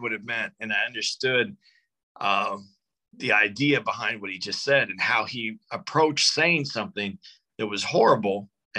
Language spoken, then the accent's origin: English; Tucson, Arizona, United States; moved away; When I was growing up, I grew up in Tucson, Arizona, small city